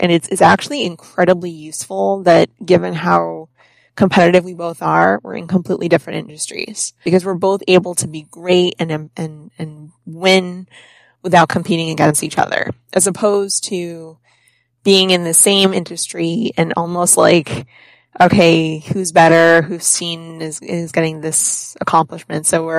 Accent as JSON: {"language": "English", "region": "Connecticut", "country": "United States", "also_born_or_lived": "Florida / New York / Boston", "lives_now": "Rhode Island, United States", "said": "I'm originally from Connecticut. I lived in Florida for 9 years. I lived in New York. I've lived in Boston for a decade, and we just bought a house in Rhode Island."}